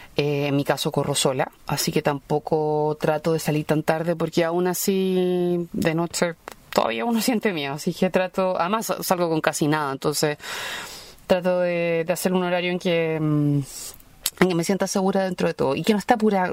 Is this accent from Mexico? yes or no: no; Chile; soy periodista chilena, vivo en Santiago